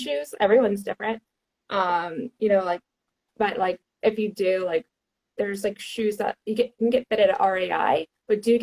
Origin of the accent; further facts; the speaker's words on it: Houston, Texas, United States; now in San Jose, United States; I'm like from Houston, Texas, born and raised. I moved all over